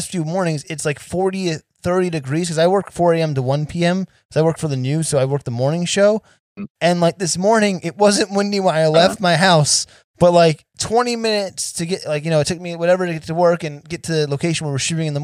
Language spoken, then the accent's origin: English; New Jersey, United States; moved away; I'm actually from New Jersey originally